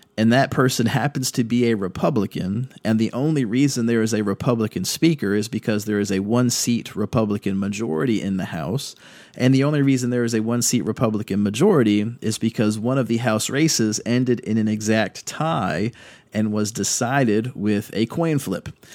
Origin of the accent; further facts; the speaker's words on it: Virginia Beach, Virginia, United States; moved away; also born or lived in Fredericksburg, Virginia; coming home to Virginia Beach, which is where I was raised